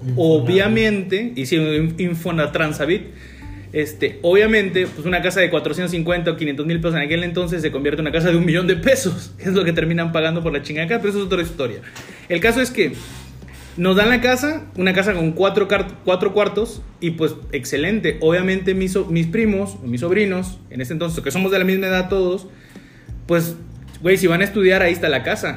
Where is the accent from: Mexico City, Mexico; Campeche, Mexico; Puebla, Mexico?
Campeche, Mexico; tres somos oriundos de Campeche, pero pues no, no, no, en la ciudad capital. Somos de un municipio